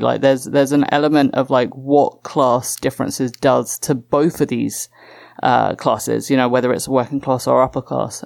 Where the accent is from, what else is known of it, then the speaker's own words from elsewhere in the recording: England, United Kingdom; my home country, England.